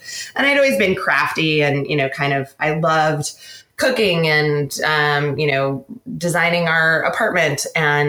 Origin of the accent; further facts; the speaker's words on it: Seattle, Washington, United States; also born or lived in San Francisco / London / New York; now in San Luis Obispo, United States; I grew up mostly on the West Coast in Seattle, went to school in California